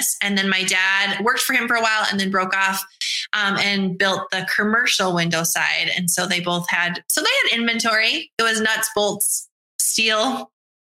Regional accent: North Dakota, United States; moved away as an adult; now in Nashville, United States; born and raised in North Dakota, lived there forever

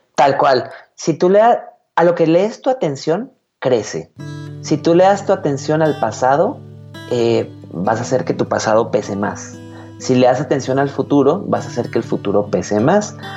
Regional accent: Guadalajara, Jalisco, Mexico; soy de Guadalajara, Jalisco, México

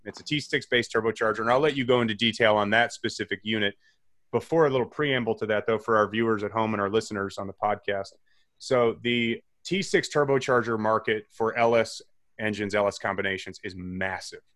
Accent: Chicago, Illinois, United States; growing up in the Chicagoland area.

